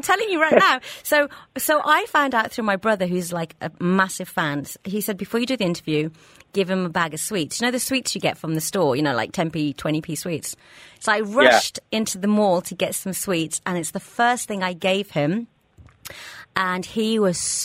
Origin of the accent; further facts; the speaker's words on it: England, United Kingdom; now in Dubai, United Arab Emirates; growing up in England